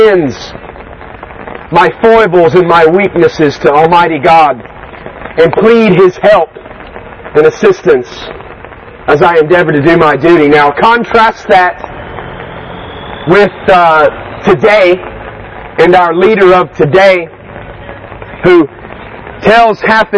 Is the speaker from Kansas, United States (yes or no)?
no; North Carolina, United States; I'm from North Carolina